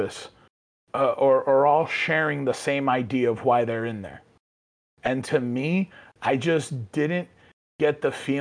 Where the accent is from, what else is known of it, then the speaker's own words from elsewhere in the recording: New York City, New York, United States; born and raised in the Bronx